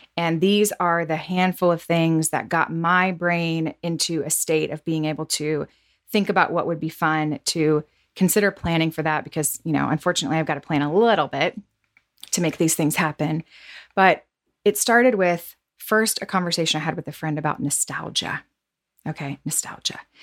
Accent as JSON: {"language": "English", "region": "the South", "country": "United States", "tie": "born or raised there", "said": "growing up in the South"}